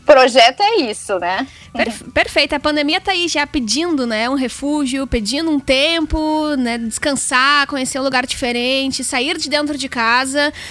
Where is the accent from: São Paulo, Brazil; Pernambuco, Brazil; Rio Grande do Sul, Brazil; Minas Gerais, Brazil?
Rio Grande do Sul, Brazil; Porto Alegre; now in Canoas, Brazil; hoje eu moro em Canoas, que fica aqui do lado, né, de, de Porto Alegre